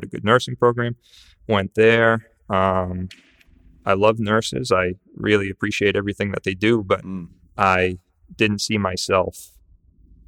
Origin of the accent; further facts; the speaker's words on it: Salisbury, Massachusetts, United States; I grew up in this area, right? I grew up in Salisbury.